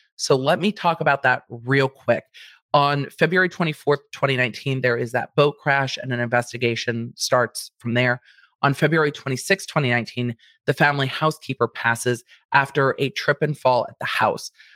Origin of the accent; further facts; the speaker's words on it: Southern California, United States; I'm from Southern California, my parents are from Jersey and Pennsylvania